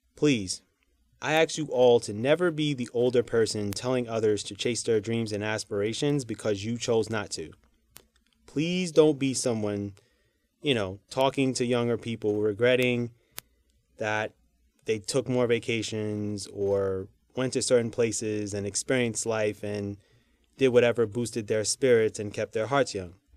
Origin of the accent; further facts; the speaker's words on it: New York City, New York, United States; I'm a New Yorker